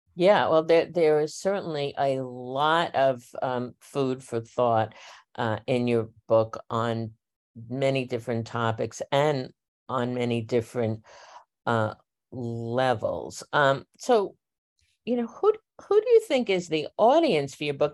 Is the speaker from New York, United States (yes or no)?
yes; New York City, New York, United States; I grew up in Northeast Queens